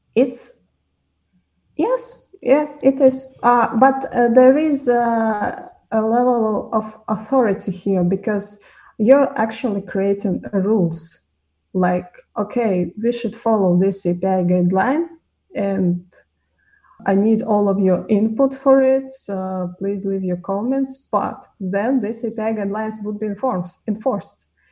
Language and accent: English; Kazakhstan; moved away as an adult; also born or lived in Tashkent; I'm initially from Kazakhstan